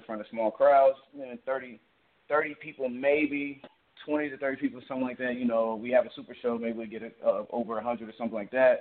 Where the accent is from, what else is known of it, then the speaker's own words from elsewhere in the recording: Chicago, Illinois, United States; moved away; also born or lived in Georgia; I grew up on the south side of Chicago, Englewood, Chicago, Illinois.